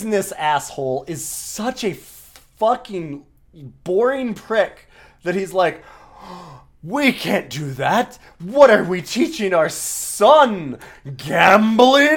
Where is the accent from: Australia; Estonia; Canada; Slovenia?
Canada; I'm Canadian